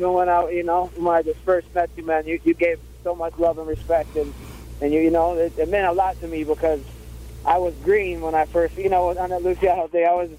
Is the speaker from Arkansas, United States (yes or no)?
yes; Arkansas, United States; because I'm originally from Arkansas.